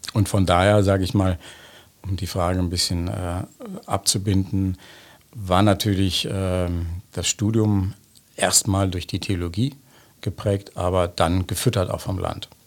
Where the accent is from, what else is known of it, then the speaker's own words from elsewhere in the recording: Bonn, North Rhine-Westphalia, Germany; moved away as an adult; also born or lived in Trier; now in Jerusalem, Israel; ich bin in Bonn geboren, in Godesberg auf der Schule gewesen